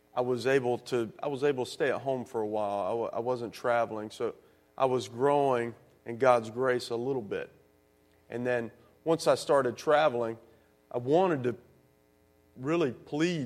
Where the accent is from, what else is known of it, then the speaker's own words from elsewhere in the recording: the South, United States; growing up in the South